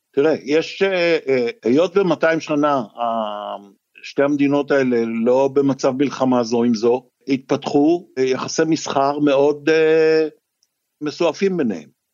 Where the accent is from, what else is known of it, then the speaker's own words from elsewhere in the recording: Israel; אני כישראלי